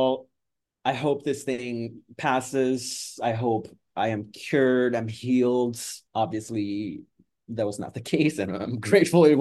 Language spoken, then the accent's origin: English; Brazil; moved away as an adult; also born or lived in Edmonton, Canada; now in Toronto, Canada; I am Brazilian Canadian. At the time in my teens, I was actually in Brazil. And I moved to Canada, actually, in my early 20s.